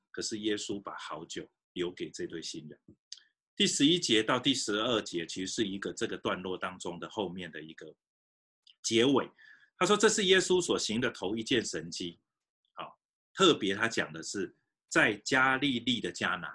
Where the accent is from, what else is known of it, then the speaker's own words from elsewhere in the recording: Fujian, China; moved away; 我小时候也在福建长大